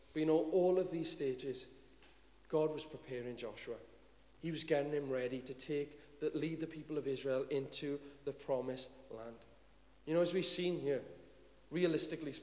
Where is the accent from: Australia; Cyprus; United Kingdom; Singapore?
United Kingdom; Cwm Dhu, Wales; I'm just from Cwm Dhu.